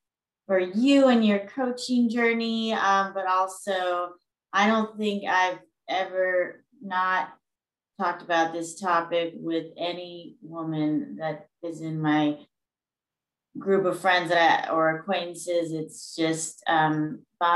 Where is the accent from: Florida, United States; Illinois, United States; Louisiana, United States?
Louisiana, United States; moved away as an adult; now in Gaithersburg, United States; I'm originally from Louisiana